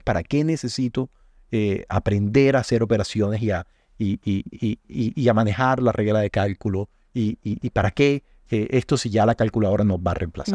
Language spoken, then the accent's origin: Spanish; Colombia; nuestro valor agregado como colombianos